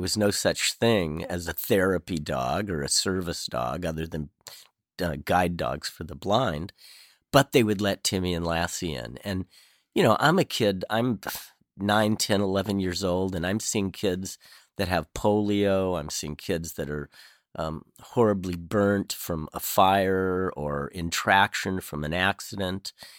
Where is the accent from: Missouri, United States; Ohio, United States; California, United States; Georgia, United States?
California, United States; Southern; I grew up in Southern California